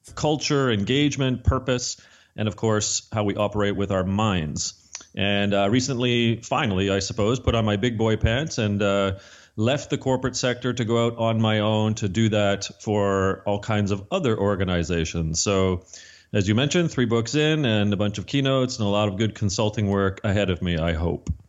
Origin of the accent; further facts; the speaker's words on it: Canada; I'm Canadian